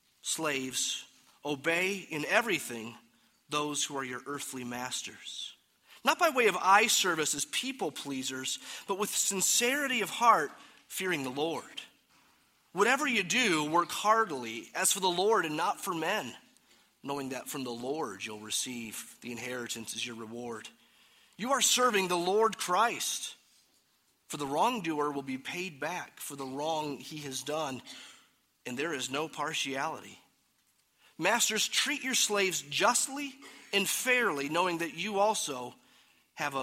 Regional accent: United States

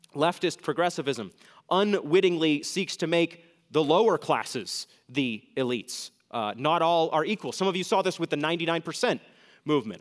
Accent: New England, United States; moved away; I'm from New England, and New England elites pride themselves in their excellent education. When I flew back with my fiance to New England

